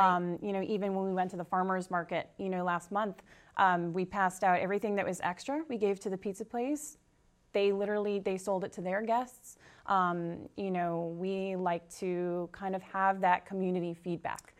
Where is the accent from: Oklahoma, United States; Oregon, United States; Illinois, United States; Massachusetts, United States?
Massachusetts, United States; Tewksbury; I'm actually from Tewksbury, so I'm very local